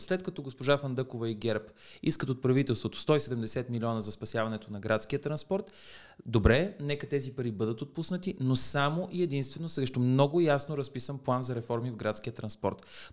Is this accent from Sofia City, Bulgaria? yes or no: yes; Sofia, Sofia City, Bulgaria; also born or lived in Paris; моя роден град